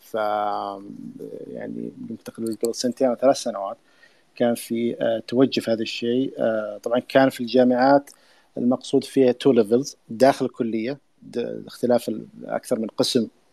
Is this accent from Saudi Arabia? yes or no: yes; Saudi Arabia; احنا عندنا في السعودية